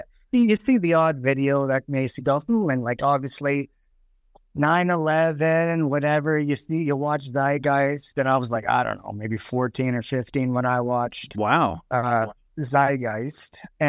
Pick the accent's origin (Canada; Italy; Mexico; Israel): Canada; Saskatchewan; So I'm …. I'm from Saskatchewan.